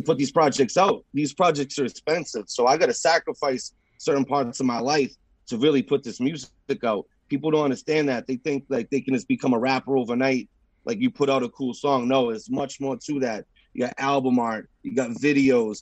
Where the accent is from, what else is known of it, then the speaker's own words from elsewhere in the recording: Haverhill, Massachusetts, United States; Jermaine Ave, and that's the street I grew up on in Haverhill